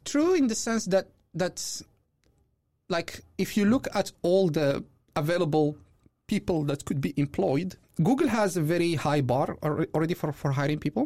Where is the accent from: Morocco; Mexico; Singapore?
Morocco; moved away as an adult; also born or lived in Belgium; I'm originally from Morocco. I moved here two thousand seventeen.